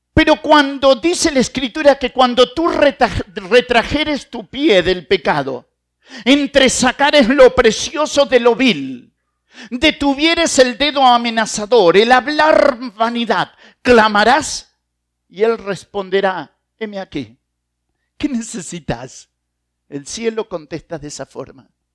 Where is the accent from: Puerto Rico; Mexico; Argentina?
Argentina; como buen argentino